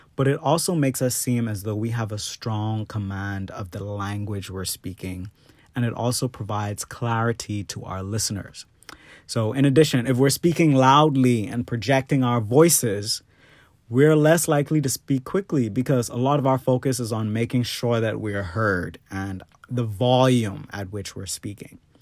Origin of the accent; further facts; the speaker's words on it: Bahamas; now in United States; the Bahamas, which is my home country